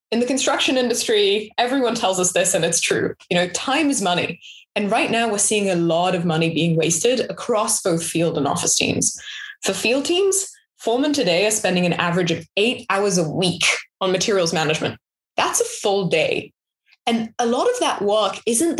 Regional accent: Israel; also born or lived in London; now in United States; I grew up in Israel, and then I moved to London, and then I moved to the US

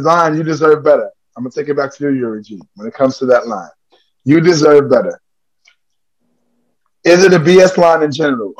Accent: New York, United States; from the Harlem World, New York, right here in the center of the world, Harlem right now.

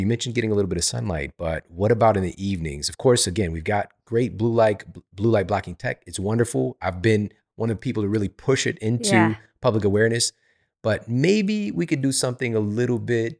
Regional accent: St. Louis, Missouri, United States; because I'm from Missouri, from St. Louis, same thing.

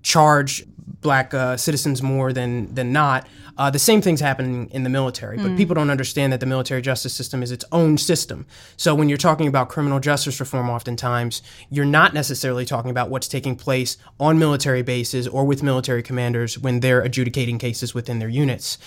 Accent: Franklin Township, New Jersey, United States; I'm from New Jersey. And I lived in Franklin Township growing up just outside of New Brunswick

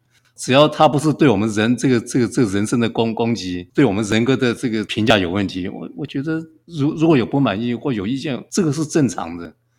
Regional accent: Kaohsiung, Taiwan; now in Hualien, Taiwan; 那我出生在高雄，当时是叫冈山镇。那冈山是一个空军基地。那我的父亲是是空军啊、呃，我有五个兄弟，还有一个妹妹。军人子弟生活都是很清苦。

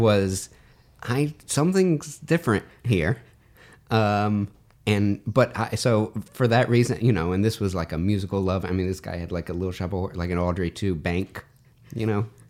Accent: the South, United States; now in Chicago, United States; I come from the South. I don't. I'm a suburban boy from the South.

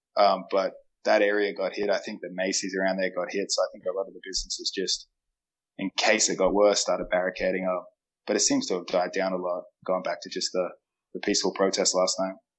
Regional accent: Adelaide, South Australia, Australia; now in United States; I'm from Adelaide

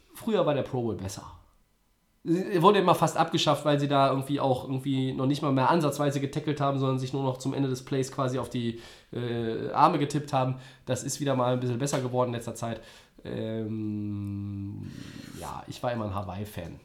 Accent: Düsseldorf, North Rhine-Westphalia, Germany; Als Düsseldorfer könnte ich

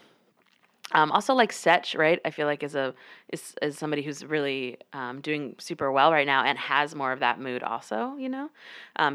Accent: the South, United States; I grew up in the South

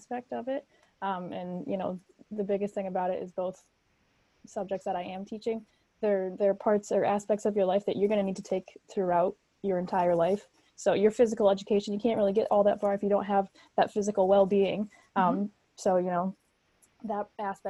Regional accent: Higganum, Connecticut, United States; I'm from Higginham originally. So I went through the HK school district

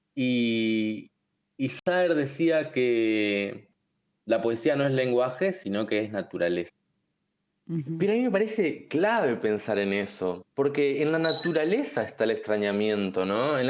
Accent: Argentina; como argentinos

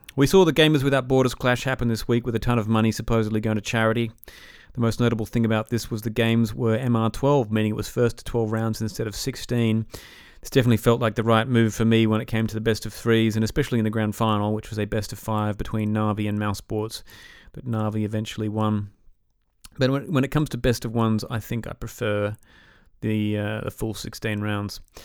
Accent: Australia; also born or lived in Atlanta; growing up in Australia

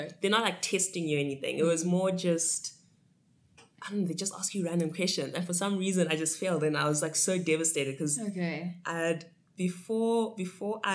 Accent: Johannesburg, Gauteng, South Africa; also born or lived in Harare, Zimbabwe; moved to Johannesburg here in SA, and yeah, did most of my schooling here. I'll consider Joburg home. Mm-hmm. Because I spent most of my life here

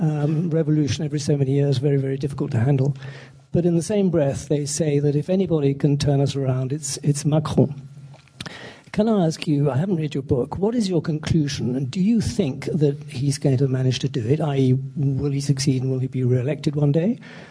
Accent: United Kingdom; I graduated from the LSE before Macron was born. I'm British, but I have a French mother, and I spent a lot of time in France.

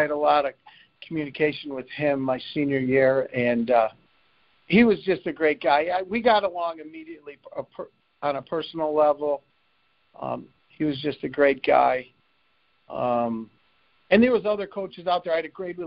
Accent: Lakewood, Ohio, United States; I came from St. Luke's. You know, Lakewood wasn't the toughest place

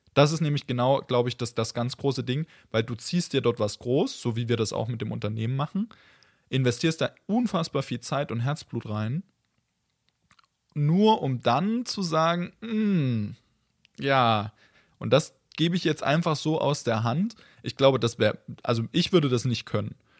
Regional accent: Germany; also born or lived in Leipzig; bei uns in Deutschland

